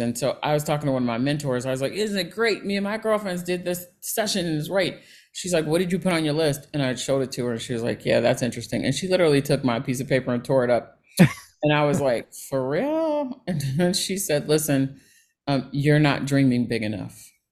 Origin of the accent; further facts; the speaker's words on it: Cincinnati, Ohio, United States; moved away; I grew up in Ohio in Cincinnati